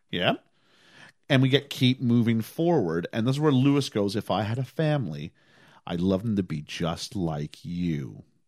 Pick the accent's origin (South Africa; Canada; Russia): Canada